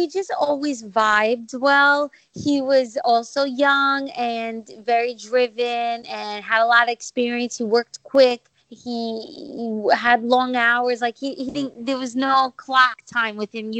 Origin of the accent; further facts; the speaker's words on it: New York, United States; also born or lived in Greece; now in Washington, D.C., United States; I was born in New York and raised, lived there for most of my life, and then Greece